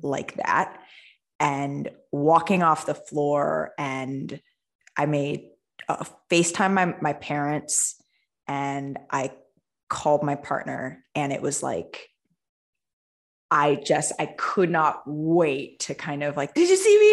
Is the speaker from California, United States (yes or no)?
yes; Northern California, United States; now in Southern California, United States; I grew up in Northern California.